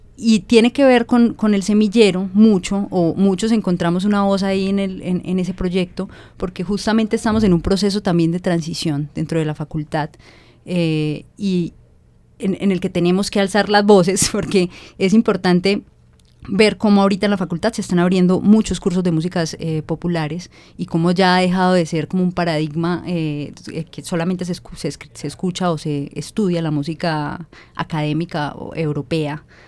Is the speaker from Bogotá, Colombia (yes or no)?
no; Cali, Valle del Cauca, Colombia; yo soy caleña